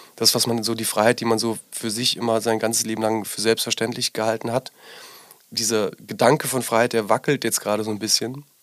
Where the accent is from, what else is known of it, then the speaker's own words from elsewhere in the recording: Rhineland-Palatinate, Germany; now in Berlin, Germany; ich bin in der Pfalz groß geworden